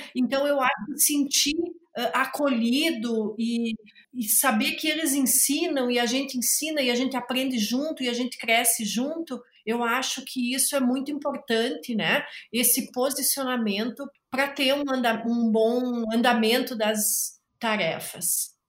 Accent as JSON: {"language": "Portuguese", "town": "Carazinho", "region": "Rio Grande do Sul", "country": "Brazil", "said": "eu sou aqui de Carazinho, do Rio Grande do Sul"}